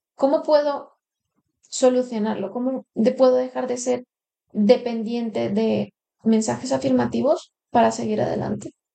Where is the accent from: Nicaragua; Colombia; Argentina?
Colombia; now in Spain; yo llevo aquí 15 años en España, hace 10 que no iba a Colombia